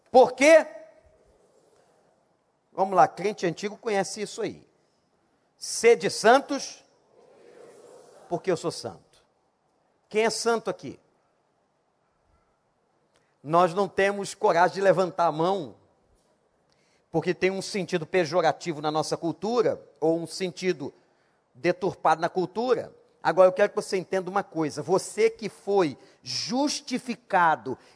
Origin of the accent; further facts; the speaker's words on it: Rio de Janeiro, Brazil; Nós somos cariocas, vivemos aqui